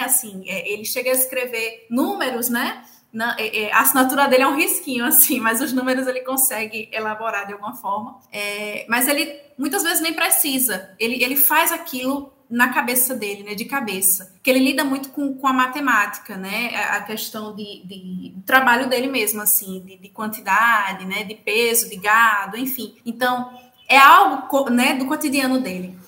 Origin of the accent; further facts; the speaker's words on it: Lagoa do Carro, Pernambuco, Brazil; moved away as an adult; now in Ceará, Brazil; eu sou do interior também, né, de Pernambuco, eu sou de uma cidade chamada Lagoa do Carro